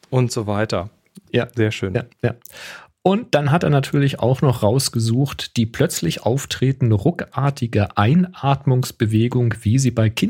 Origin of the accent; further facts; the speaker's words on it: the South, Southern Germany, Germany; also born or lived in Hamburg; ich komme aus dem Süden, bei uns war das der Glutz, Glutzger. Der Glutz, Im Schwäbischen.